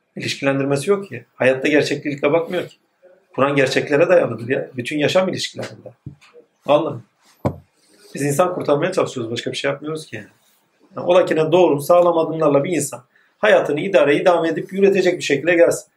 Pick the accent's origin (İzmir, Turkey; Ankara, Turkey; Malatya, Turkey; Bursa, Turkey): Malatya, Turkey; also born or lived in Yenibosna, Istanbul; now in Istanbul, Turkey; ben de Malatyalıyım